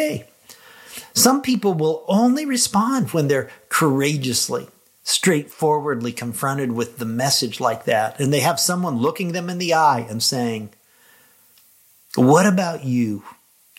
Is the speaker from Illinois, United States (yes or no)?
yes; Lincoln, Illinois, United States; my hometown of Lincoln, Illinois